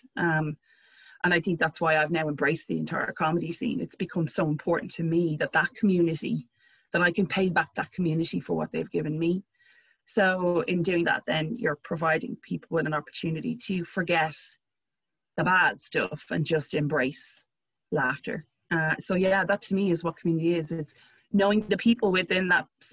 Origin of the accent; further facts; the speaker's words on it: Ireland; being Irish and having a very dry, sarcastic sense of humor